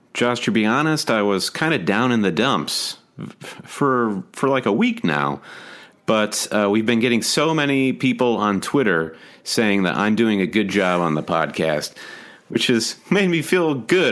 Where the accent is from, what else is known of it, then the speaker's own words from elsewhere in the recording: United States; we are American